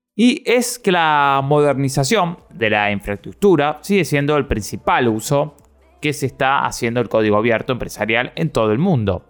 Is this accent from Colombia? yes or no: no; Argentina; yo soy de la República Argentina